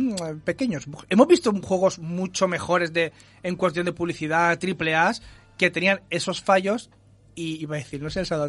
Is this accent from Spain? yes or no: yes; Spain; somos exquisitos los españoles